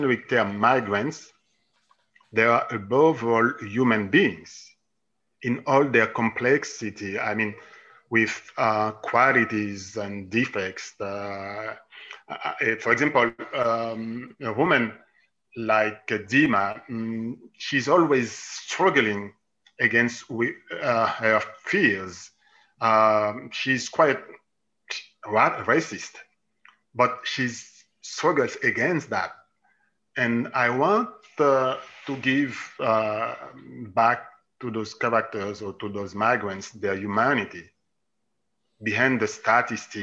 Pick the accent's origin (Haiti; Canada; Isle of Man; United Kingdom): Haiti; moved away as an adult; also born or lived in Italy / Jerusalem, Israel / Switzerland / Germany; I was born and I grew up in Haiti.